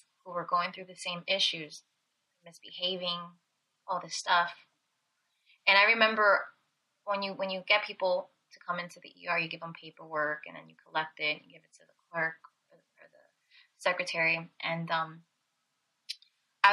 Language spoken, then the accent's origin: English; Belleville, New Jersey, United States; I was born in Belleville, New Jersey